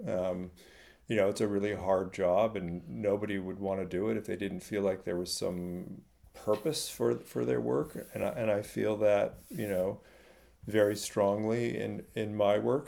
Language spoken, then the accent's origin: English; Silicon Valley, California, United States; I grew up in California in the middle of Silicon Valley